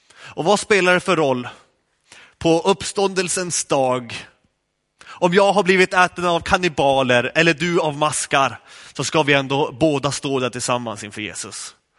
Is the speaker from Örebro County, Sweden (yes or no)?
no; Skellefteå, Västerbotten County, Sweden; moved away; Jag kom från Skellefteå